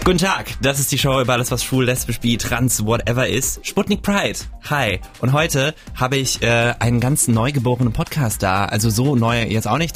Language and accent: German; Wiesbaden, Hesse, Germany; in Wiesbaden, wo ich herkomme